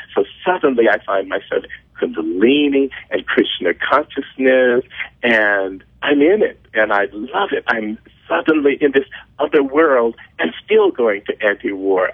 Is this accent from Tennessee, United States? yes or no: no; Mississippi, United States; I learned in Mississippi or that I grew up with in Mississippi